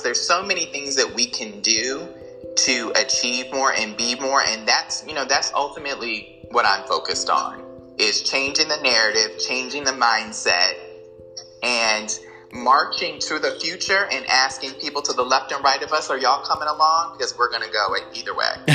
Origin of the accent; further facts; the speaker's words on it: United States; Being African American, growing up in America